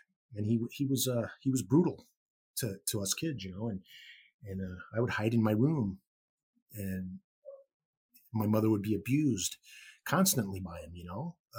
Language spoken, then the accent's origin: English; Gary, Indiana, United States; born there; I was born in Gary, Indiana in 1963.